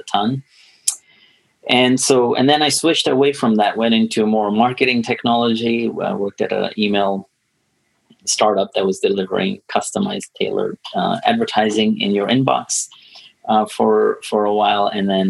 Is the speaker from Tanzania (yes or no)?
yes; Tanzania; moved away; I'm born and raised in Tanzania